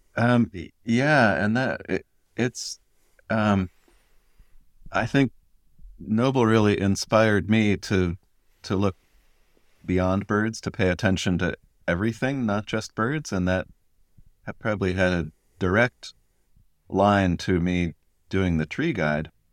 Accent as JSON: {"language": "English", "region": "Connecticut", "country": "United States", "tie": "born or raised there", "said": "in Connecticut"}